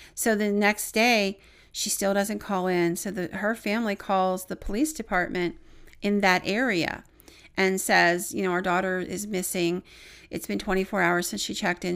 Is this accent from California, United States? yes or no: no; Williamsburg, Pennsylvania, United States; Williamsburg, which is my hometown